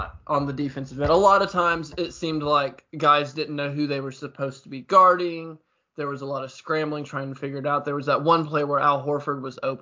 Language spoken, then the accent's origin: English; Illinois, United States; I'm from Illinois.